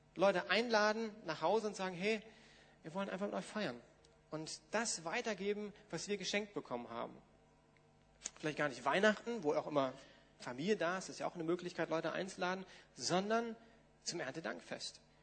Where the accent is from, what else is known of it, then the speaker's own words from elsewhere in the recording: Germany; uns als Deutsche ist das jetzt ja, naja, hm, wir haben einen anderen geschichtlichen Hintergrund